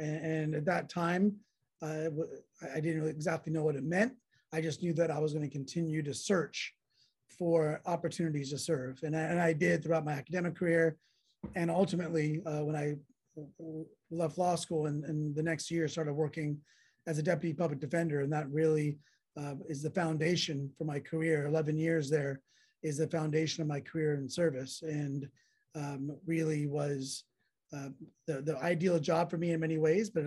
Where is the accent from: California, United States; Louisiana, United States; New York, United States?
California, United States; San Jose; I grew up in South San Jose and went to public school there, Oak Grove High School